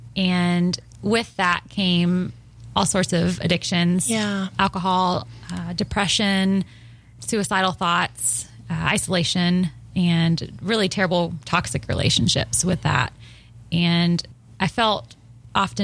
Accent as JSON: {"language": "English", "town": "Nashville", "region": "Tennessee", "country": "United States", "said": "I'm from Nashville"}